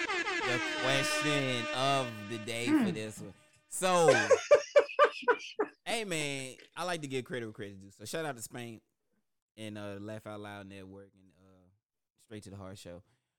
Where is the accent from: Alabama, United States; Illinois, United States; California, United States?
Alabama, United States; from my home state